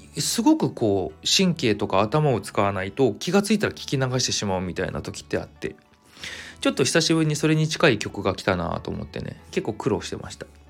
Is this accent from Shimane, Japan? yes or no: no; Kawagoe, Saitama, Japan; 地元が埼玉の川越なんですよ。